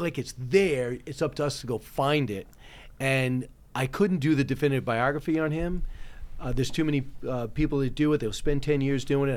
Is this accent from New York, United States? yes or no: yes; Manhasset, New York, United States; also born or lived in California; My dad owned a bar in Manhasset